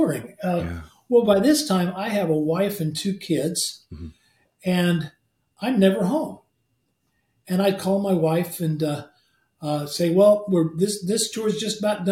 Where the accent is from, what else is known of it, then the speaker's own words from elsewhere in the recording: Midwest, United States; we're from the Midwest